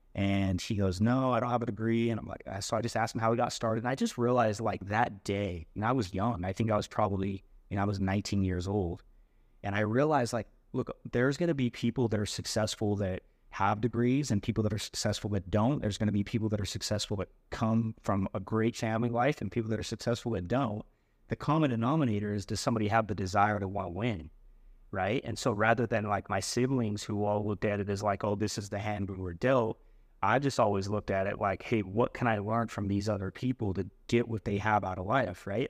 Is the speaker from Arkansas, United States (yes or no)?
no; West Valley / St. George, Utah, United States; also born or lived in Idaho; we moved from West Valley down to St. George when I was about twelve